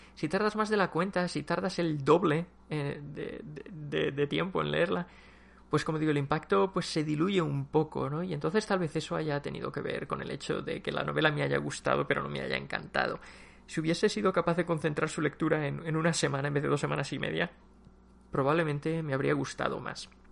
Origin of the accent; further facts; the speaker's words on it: Spain; como somos españoles